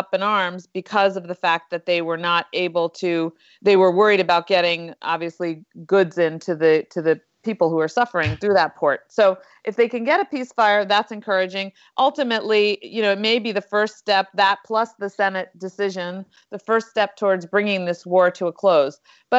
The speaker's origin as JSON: {"language": "English", "town": "Westchester", "region": "New York", "country": "United States", "said": "I was from Westchester too, but I'll just leave it at that."}